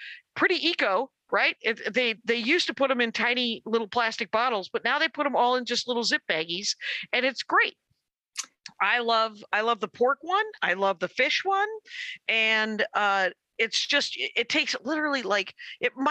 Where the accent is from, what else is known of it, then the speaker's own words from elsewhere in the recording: Milwaukee, Wisconsin, United States; I'm from Milwaukee